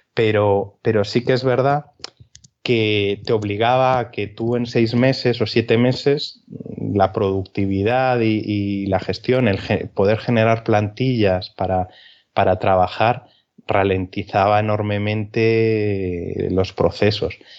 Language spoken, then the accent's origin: Spanish; Galicia, Spain; now in Albacete, Spain; soy gallego